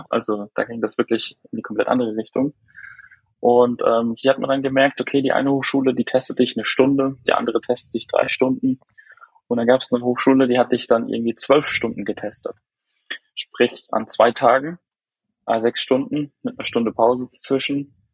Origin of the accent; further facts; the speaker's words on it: Haßloch, Rhineland-Palatinate, Germany; Ähm, ich komme aus Hasloch, aus der Pfalz. Das ist nähe Neustadt-Weinstraße, Mannheim die Ecke.